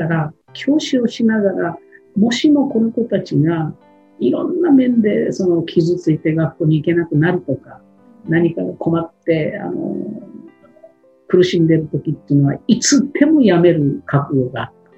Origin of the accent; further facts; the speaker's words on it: Shimabara Peninsula, Nagasaki, Japan; moved away as an adult; also born or lived in Tokyo; 長崎県の島原半島のああいう地域で育ってきた私